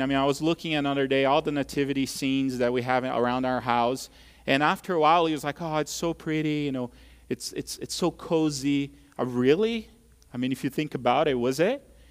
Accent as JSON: {"language": "English", "country": "Brazil", "tie": "born or raised there", "moved": "yes", "lives_now": "United States", "said": "when I was a kid growing up in Brazil"}